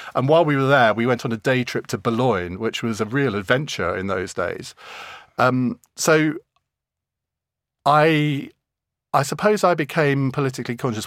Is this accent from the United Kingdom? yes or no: yes; Saffron Walden, East of England, United Kingdom; also born or lived in Cambridge; I was born in Cambridge and brought up in Suffren Walden